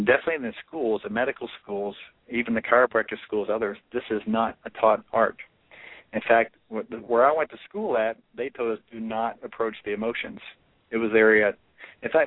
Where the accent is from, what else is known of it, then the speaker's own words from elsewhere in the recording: Louisiana, United States; It began in Louisiana, my journey